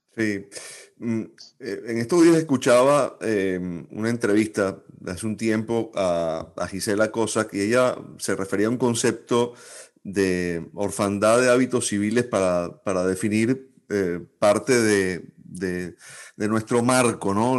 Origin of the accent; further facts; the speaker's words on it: Venezuela; como venezolanos